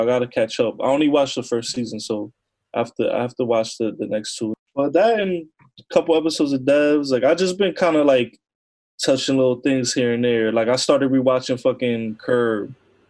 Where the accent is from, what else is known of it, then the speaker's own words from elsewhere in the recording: New Jersey, United States; I'm from Jersey, so it's, like, I grew up around people like that.